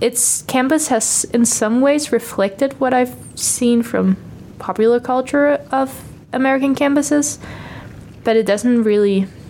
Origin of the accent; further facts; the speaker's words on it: Copenhagen, Capital Region of Denmark, Denmark; first language Danish; English is a second language; also born or lived in Aarhus; I say that I'm from Copenhagen, but I'm actually from a little bit outside of Copenhagen, like the municipality of Copenhagen